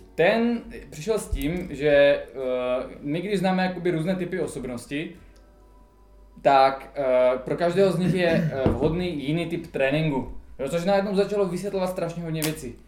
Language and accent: Czech; Czechia; my Češi